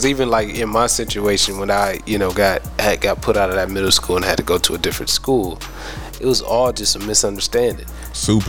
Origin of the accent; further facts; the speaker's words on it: Ohio, United States; moved away; I'm originally from Ohio